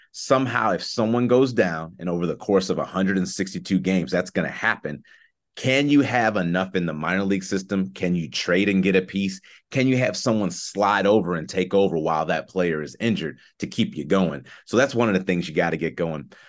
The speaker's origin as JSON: {"language": "English", "town": "Chicago", "region": "Illinois", "country": "United States", "tie": "born or raised there", "said": "I'm from Chicago"}